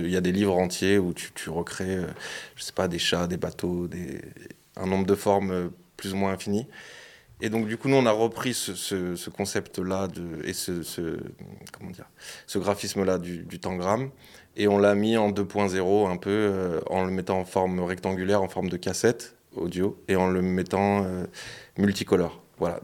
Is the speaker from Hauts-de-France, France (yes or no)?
no; Lyon, Auvergne-Rhône-Alpes, France; je suis de Lyon